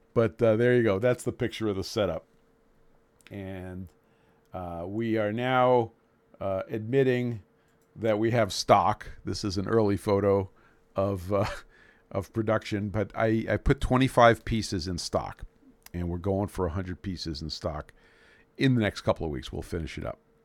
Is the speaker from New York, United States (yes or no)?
yes; Brooklyn, New York, United States; moved away; My hometown of Brooklyn, New York